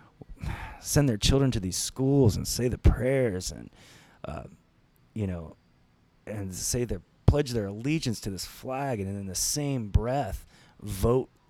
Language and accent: English; Ohio, United States